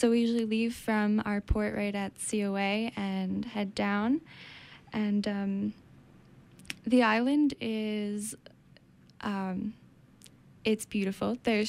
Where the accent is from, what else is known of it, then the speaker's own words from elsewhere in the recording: New Jersey, United States; moved away as an adult; now in Maine, United States; So I grew up in New Jersey